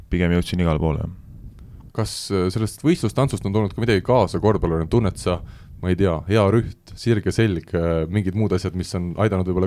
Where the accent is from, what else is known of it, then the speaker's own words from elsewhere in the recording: Tartu, Tartu County, Estonia; mina olen eh, pärit Tartust, jah